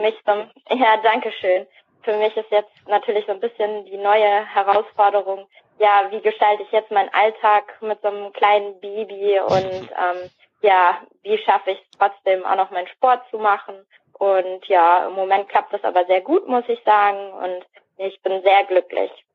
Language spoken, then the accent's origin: German; Soest, North Rhine-Westphalia, Germany; also born or lived in Hamburg; now in Dormagen, Germany; also ich bin tatsächlich ursprünglich aus Nordrhein-Westfalen. Ich bin nämlich in Soest geboren